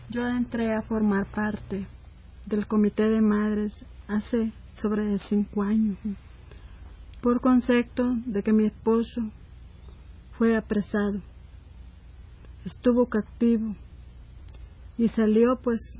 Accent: El Salvador; nosotros como salvadoreñas, madres sufridas, que hemos sufrido este dolor, y no se lo deseamos a nadie más que lo sufra

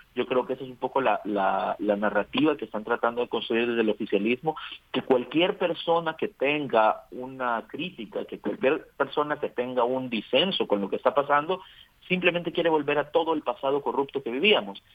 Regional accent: El Salvador; somos los salvadoreños

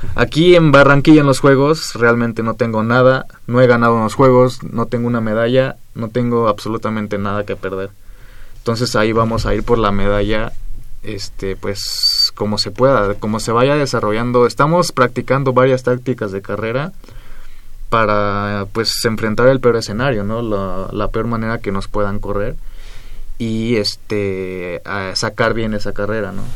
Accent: Temixco, Morelos, Mexico; Del sur de la ciudad, un municipio que se llama Temisco.

